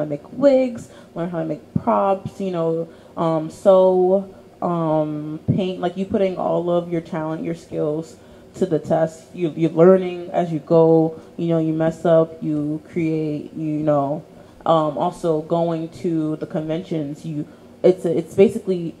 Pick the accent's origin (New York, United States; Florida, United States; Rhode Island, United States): New York, United States; New York City; also born or lived in Queens / The Bronx; I was born in Brooklyn, New York. I have an older sister, older brother, and a younger brother. Single mom household. I moved a lot when I was younger, so I've lived in almost all five boroughs.